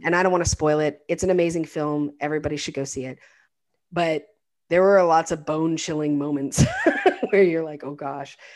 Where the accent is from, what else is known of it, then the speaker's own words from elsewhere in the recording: United States; an American